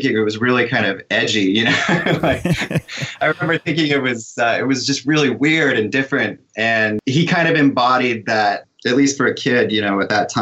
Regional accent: California, United States; moved away; I grew up in California

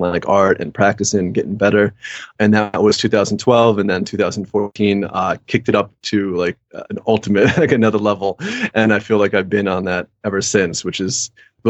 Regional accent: London, United Kingdom; moved away; I grew up in England

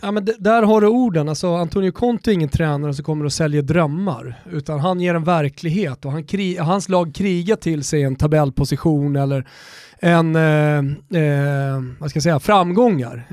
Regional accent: Sweden; vi är svenskar

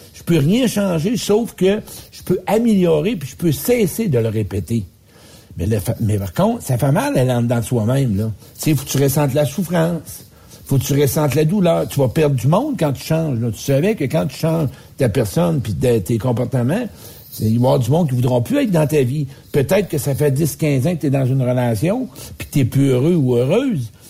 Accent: Quebec, Canada; Moi, je viens du Québec

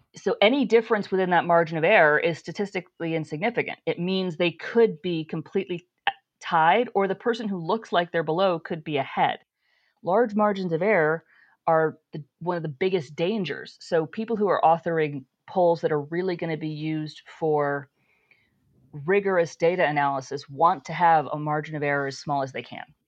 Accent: New York, United States; I grew up in New York State

